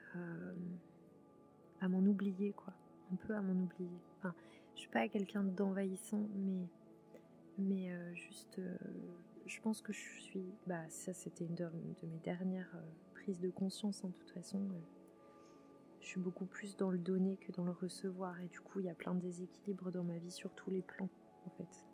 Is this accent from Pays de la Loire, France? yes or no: yes; southern Vendée, Pays de la Loire, France; moved away; je suis dans le Marais Poitevin, sud Vendée. Et, et là, je suis vraiment chez moi, chez moi, quoi. Là où j'ai grandi